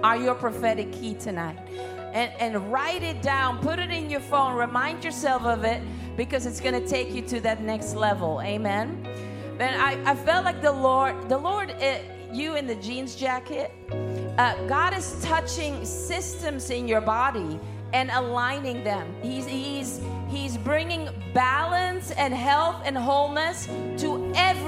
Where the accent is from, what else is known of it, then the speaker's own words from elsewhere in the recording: Netherlands; I'm from Holland